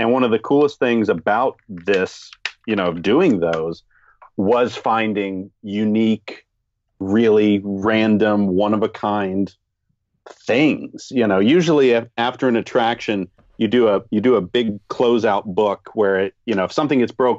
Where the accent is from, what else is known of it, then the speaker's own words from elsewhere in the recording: Florida, United States; I grew up in Florida.